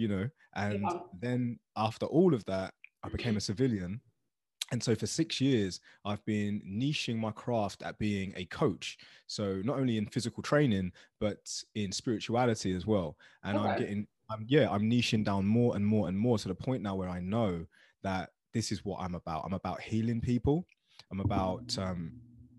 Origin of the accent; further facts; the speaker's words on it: Luton, East of England, United Kingdom; I grew up in Luton Town, which is a small town in England